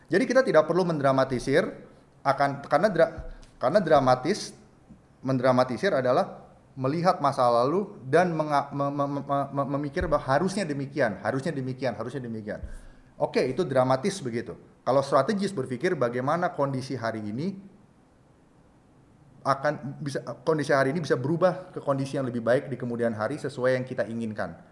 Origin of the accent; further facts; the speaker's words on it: Indonesia; Saya seorang Jawa, bapak saya seorang Jawa, ibu saya seorang Batak, dan saya lahir di Indonesia